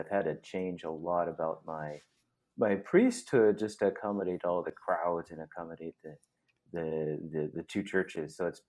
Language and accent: English; Omaha, Nebraska, United States; moved away as an adult; now in Phoenix, United States; originally from Omaha, Nebraska. And there I grew up with six siblings. There's seven of us in the family. And out of the seven, there's four religious vocations in the family.